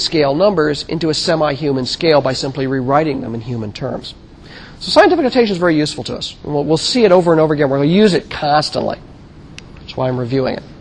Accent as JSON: {"language": "English", "country": "United States", "said": "I'm an American boy, and I've grown up with this."}